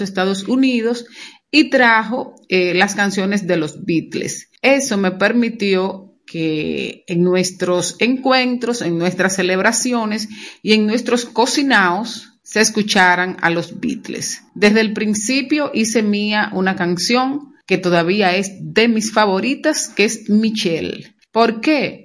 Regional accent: Monte Plata, Dominican Republic; soy de Monte Plata y que Monte Plata, en la época en que yo crecía, no se cantaba en inglés

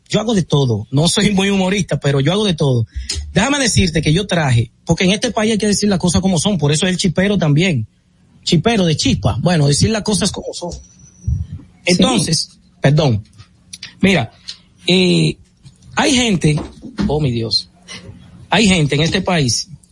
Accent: Herrera, Distrito Nacional, Dominican Republic; also born or lived in Los Ríos, Santo Domingo; Yo soy de Herrera, nací en Herrera, vivo en Los Ríos, pero me, me, me gusta decir que soy de Herrera porque ahí es que hago mi vida

